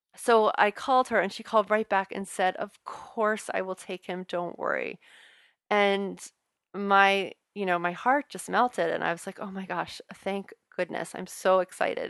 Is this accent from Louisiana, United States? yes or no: yes; New Orleans, Louisiana, United States; accent: Southern drawl; now in Boston, United States; I'm originally from New Orleans